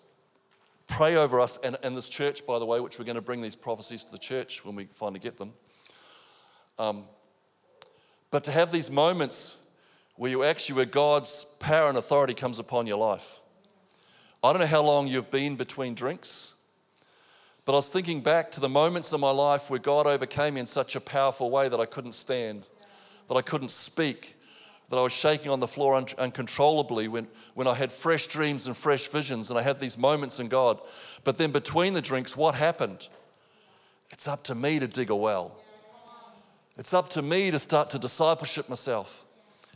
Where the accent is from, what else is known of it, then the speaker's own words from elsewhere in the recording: New Zealand; now in Australia; I'm a Kiwi